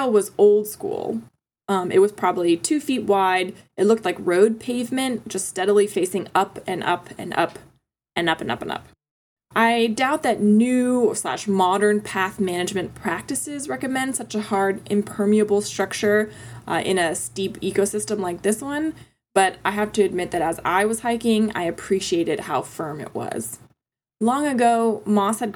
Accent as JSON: {"language": "English", "region": "Florida", "country": "United States", "said": "I'm originally from Florida"}